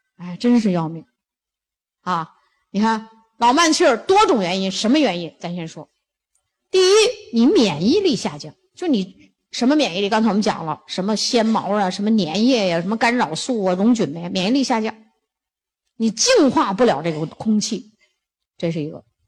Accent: China; 我们中国人

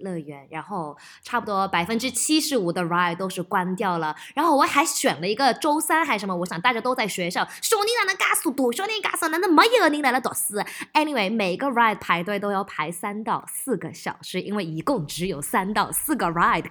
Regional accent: Melbourne, Victoria, Australia; moved away; also born or lived in Shanghai; 我又回到我的老家，在墨尔本拍戏

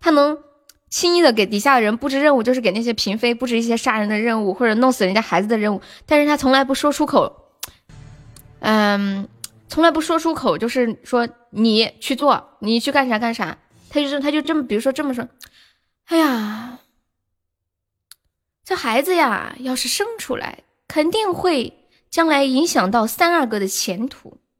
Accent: Guangdong, China; 大家好，我是广东人。广东人都会这首歌，广东人都会唱这首歌吗？

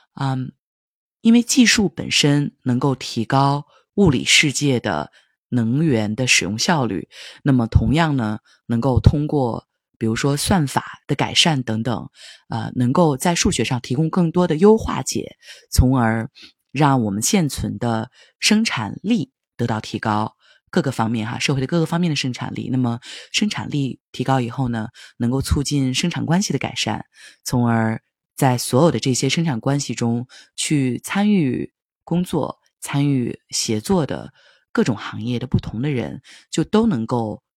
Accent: Linfen, Shanxi, China; moved away; also born or lived in Silicon Valley, California / New York; 会有两三周就回到山西临汾平阳我的家乡

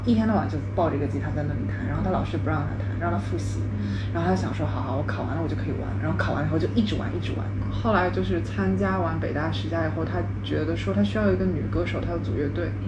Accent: Shanghai, China; also born or lived in born abroad / Changping, Beijing; 后来因为我爸工作调上海，我得转学去上海嘛

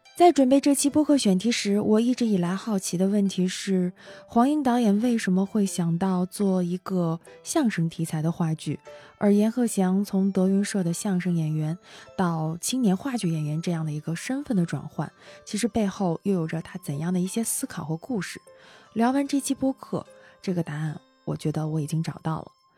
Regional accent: Northeast China, China; 因为我是东北人

